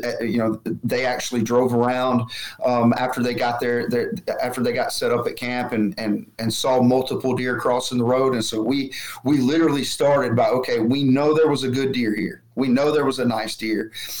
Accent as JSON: {"language": "English", "region": "Alabama", "country": "United States", "tie": "born or raised there", "said": "Growing up in Alabama, where it was absolutely not legal, it's just one of those things that I don't do."}